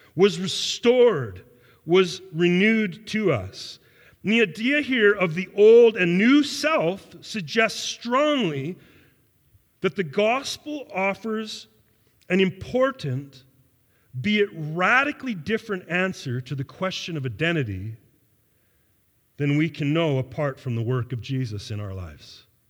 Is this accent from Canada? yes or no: yes; Canada; I am a Canadian. That I was born and raised in a modern Western worldview and culture